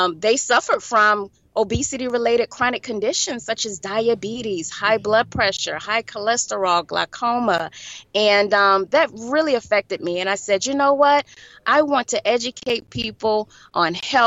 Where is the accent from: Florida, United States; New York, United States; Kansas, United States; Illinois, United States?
Florida, United States; Fort Lauderdale; I was born and raised in Fort Lauderdale, Florida.